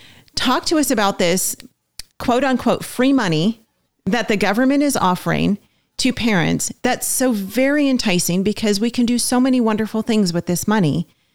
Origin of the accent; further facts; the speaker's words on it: California, United States; now in Oklahoma, United States; We're in Oklahoma, we're dealing with it. We're from California, we dealt with it big time there.